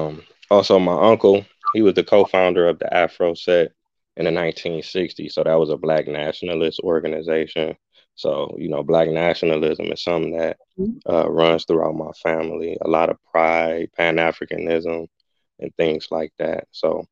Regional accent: Cleveland, Ohio, United States; I'm from Cleveland. You know what I'm saying? So I'm just representing for my city.

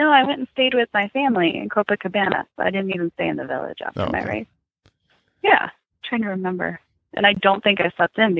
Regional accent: Arizona, United States; I'm from Arizona

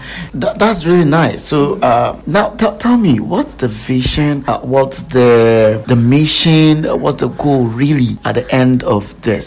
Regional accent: Ghana; as a Ghanaian

